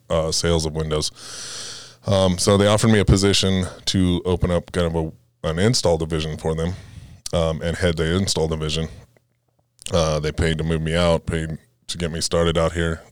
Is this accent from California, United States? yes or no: yes; Fresno, California, United States; moved away as an adult; now in Colorado, United States; originally born and raised in, uh, Fresno, right outside of Fresno, California